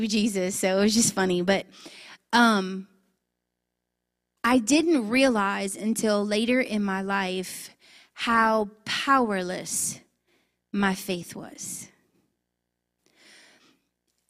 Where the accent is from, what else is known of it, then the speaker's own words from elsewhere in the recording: Scott, Louisiana, United States; I'm born and raised in Scott, Louisiana